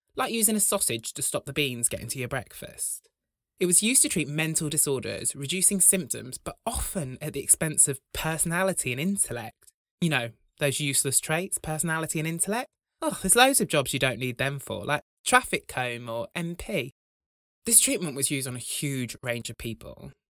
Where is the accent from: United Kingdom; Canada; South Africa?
United Kingdom; Broughton, England; When I was growing up in Broughton